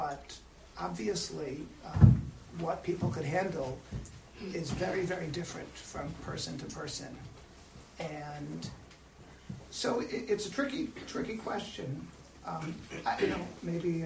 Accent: Silver Spring, Maryland, United States; I'm from Silver Spring. I went to the Yeshiva of Greater Washington

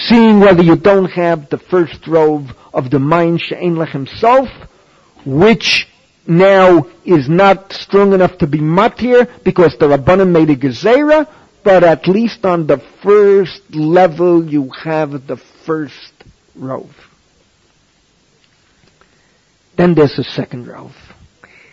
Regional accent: New York City, New York, United States; moved away as an adult; also born or lived in Maplewood, New Jersey; now in Israel; I'm from the Bronx. I grew up within an easy walk of Yankee Stadium

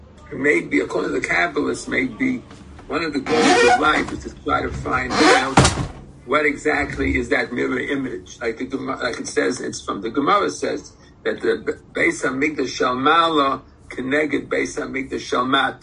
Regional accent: United States; I was born in America

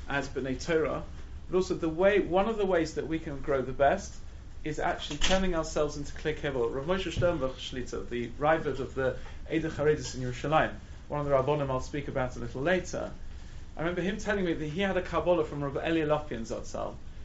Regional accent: London, United Kingdom; also born or lived in Israel / Gateshead; I grew up in London

